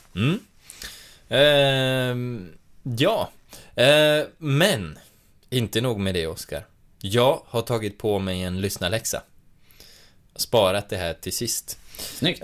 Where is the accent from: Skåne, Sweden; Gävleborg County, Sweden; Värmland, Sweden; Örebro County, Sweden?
Gävleborg County, Sweden; Hälsingland; jag är uppvuxen i Hälsingland